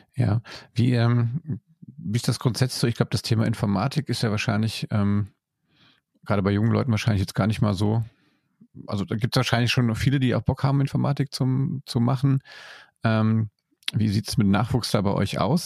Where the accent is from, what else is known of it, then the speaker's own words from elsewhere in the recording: Germany; hier bei uns in Deutschland